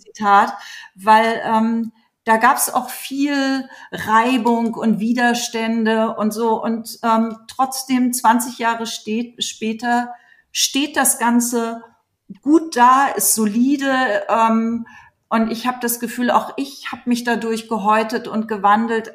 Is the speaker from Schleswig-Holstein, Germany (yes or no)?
no; Hamburg, Germany; moved away as an adult; also born or lived in New York / Los Angeles; now in Berlin, Germany; ich so als Kind in Hamburg im Kinderballett war